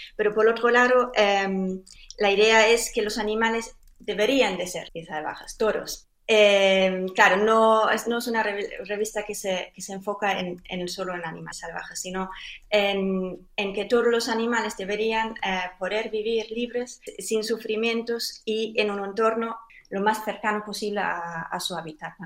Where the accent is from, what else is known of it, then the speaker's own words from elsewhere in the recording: Germany; now in Spain; yo soy alemana, aunque ya llevo mucho tiempo viviendo en, en España